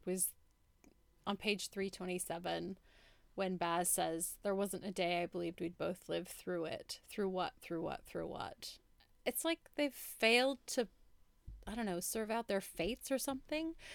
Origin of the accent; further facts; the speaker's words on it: United States; growing up in America